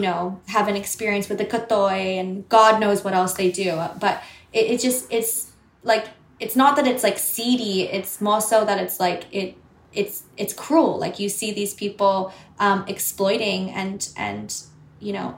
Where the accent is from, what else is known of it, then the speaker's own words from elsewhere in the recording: Sydney, New South Wales, Australia; accent: Australian; now in New York, United States; I grew up in Sydney. I grew up in, um, I didn't grow up in the suburbs. I grew up like quite city centered.